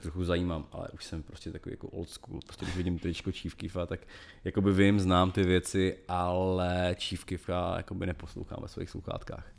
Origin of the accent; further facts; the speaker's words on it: Moravia, Czechia; jsem vyrůstal na Moravě